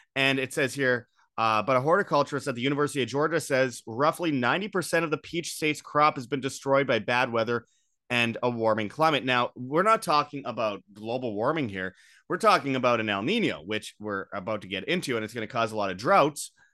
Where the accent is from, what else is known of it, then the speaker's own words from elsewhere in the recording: Winnipeg, Manitoba, Canada; Winnipeg, Canada, my hometown